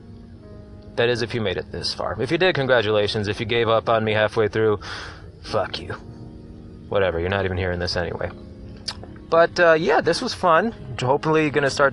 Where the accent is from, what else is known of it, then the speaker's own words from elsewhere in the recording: Grand Rapids, Michigan, United States; we're both from Grand Rapids